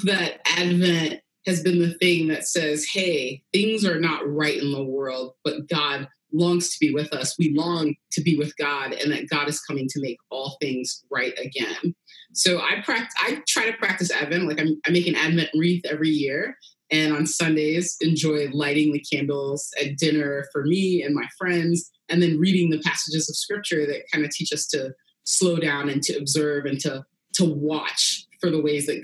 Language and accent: English; Virginia, United States; moved away as an adult; now in Durham, United States; I grew up, was born and raised in Virginia